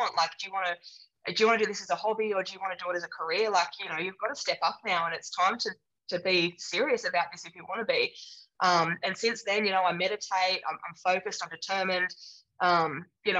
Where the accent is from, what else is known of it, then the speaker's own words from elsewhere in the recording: south coast of New South Wales, Australia; also born or lived in England; I grew up on the south coast of New South Wales